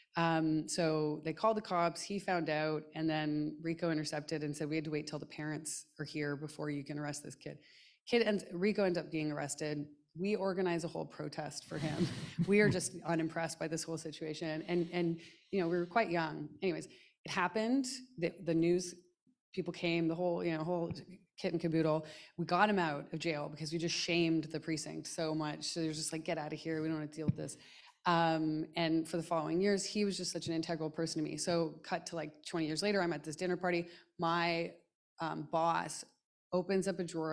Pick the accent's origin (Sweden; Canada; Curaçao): Canada; moved away as an adult; I'm from Canada